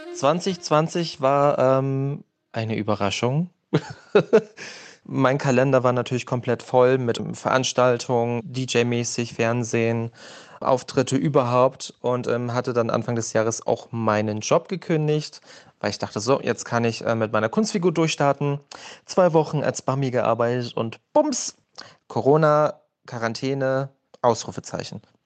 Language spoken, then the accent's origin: German; Germany; ich komme aus der DDR